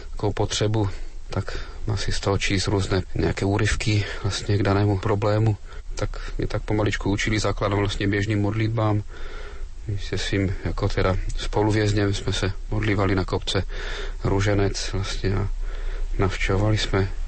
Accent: Kobeřice, Moravian-Silesian Region, Czechia; Dobrý den … pocházím z Kobeřic na Opavsku. Mám 39 let

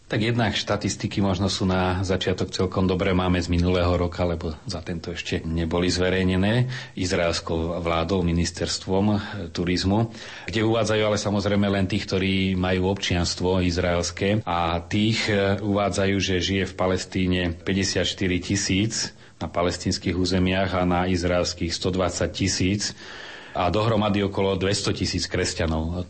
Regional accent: Slovakia; my sme Slováci

